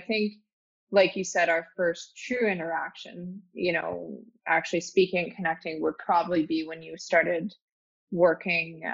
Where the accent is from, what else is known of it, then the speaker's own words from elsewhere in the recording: Calgary, Alberta, Canada; also born or lived in Toronto; Calgary, born and raised in Calgary